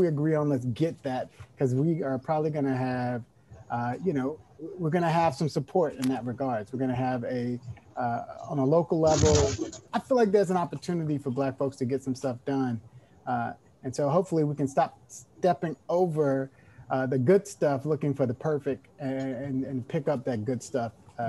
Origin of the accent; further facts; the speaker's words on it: Oakland, California, United States; also born or lived in Alabama / East Texas; I came from Alabama. We moved to Texas. I lived in East Texas for a couple of years. Then we moved to Northern California. Where I went to high school in Oakland, went to El Cerrito High School